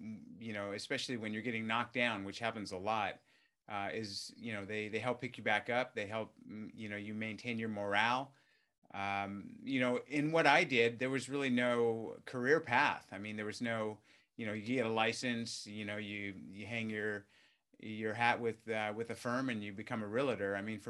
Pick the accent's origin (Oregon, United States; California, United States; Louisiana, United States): California, United States; Yeah, I mean, I grew up in Southern California, you know, in a working class family